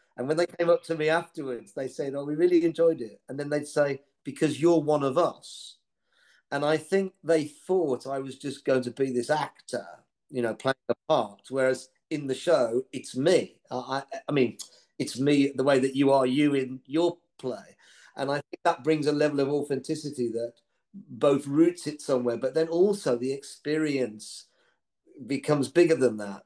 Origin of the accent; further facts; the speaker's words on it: Birmingham, West Midlands, United Kingdom; as a Brummie